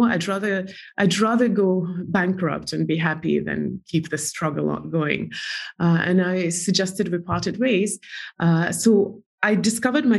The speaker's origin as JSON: {"language": "English", "country": "Estonia", "tie": "born or raised there", "moved": "as an adult", "lives_now": "New York, United States", "said": "I'm from Estonia. I don't even know Russia very well. I speak Russian language well"}